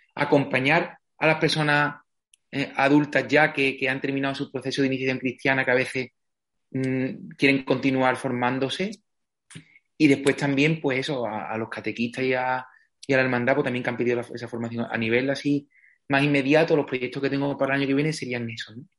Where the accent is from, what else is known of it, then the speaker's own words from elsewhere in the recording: Villamartín, Andalusia, Spain; moved away as an adult; desde siempre he tenido mucha cercanía con la parroquia de mi pueblo, Villamartín